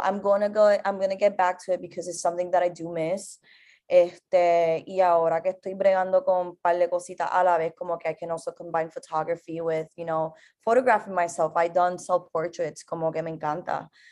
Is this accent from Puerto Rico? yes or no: yes; Carolina, Puerto Rico; moved away as an adult; also born or lived in New York; yo soy originalmente de Carolina, Puerto Rico, actualmente estoy aquí